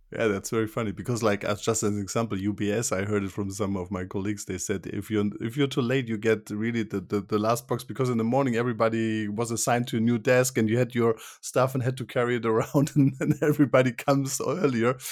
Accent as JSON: {"language": "English", "country": "Switzerland", "said": "I'm from Switzerland"}